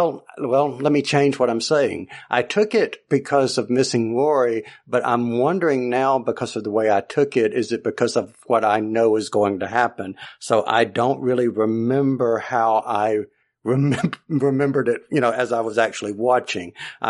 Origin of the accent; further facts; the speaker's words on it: the South, United States; just remember that we're from the South, most of us on here tonight, and we just speak Southern here, I just declare.